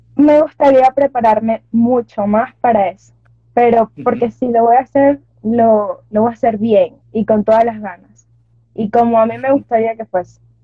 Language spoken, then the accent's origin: Spanish; Carabobo, Venezuela; soy de Venezuela, Estado Carabobo.